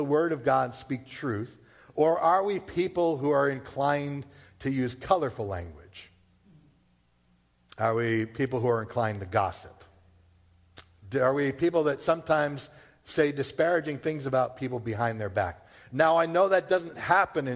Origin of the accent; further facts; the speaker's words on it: Massachusetts, United States; also born or lived in Rhode Island; born and raised in Massachusetts, all right? Been here my whole life except for maybe 3 years when I was down at Bible College in Rhode Island.